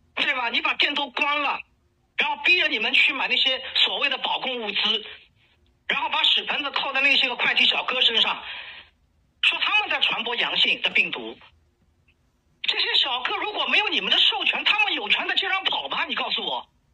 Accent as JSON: {"language": "Chinese", "region": "Shanghai", "country": "China", "said": "你还要我们上海人怎么样"}